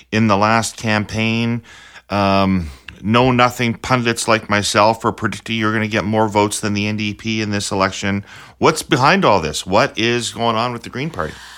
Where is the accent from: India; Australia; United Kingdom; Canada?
Canada; Saskatchewan; I'm from Saskatchewan.